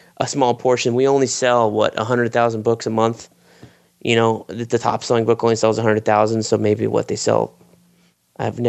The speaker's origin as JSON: {"language": "English", "region": "Florida", "country": "United States", "tie": "born or raised there", "said": "Florida, my home state"}